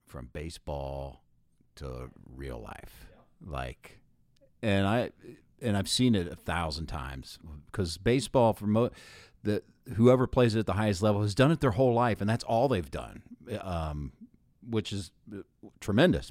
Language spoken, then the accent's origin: English; Columbus, Ohio, United States; now in Loveland, United States; I'm from Columbus